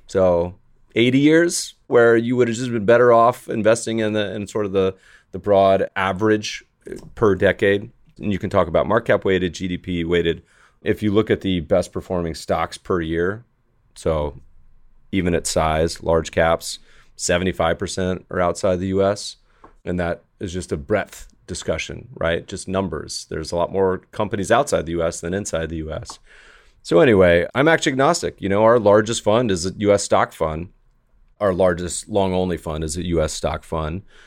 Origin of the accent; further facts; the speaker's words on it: Colorado, United States; also born or lived in Winston-Salem, North Carolina / Virginia; now in Los Angeles, United States; I'm a Colorado native, was born in Colorado, spent about half my time growing up in North Carolina.